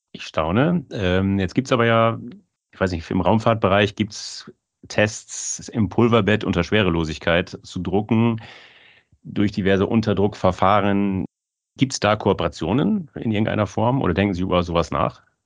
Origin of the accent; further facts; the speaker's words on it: Germany; Ich, ich bin aus Friese